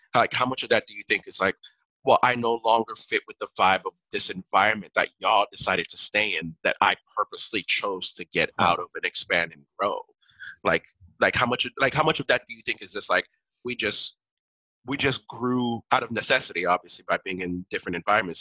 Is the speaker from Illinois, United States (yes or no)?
no; Miami, Florida, United States; first language Haitian Creole; English is a second language; I grew up in Miami